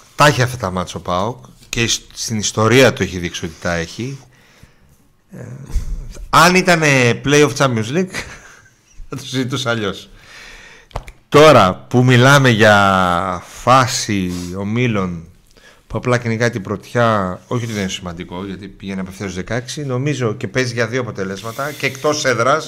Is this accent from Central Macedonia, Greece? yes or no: yes; Thessaloniki, Central Macedonia, Greece; από εδώ είμαι από Θεσσαλονίκη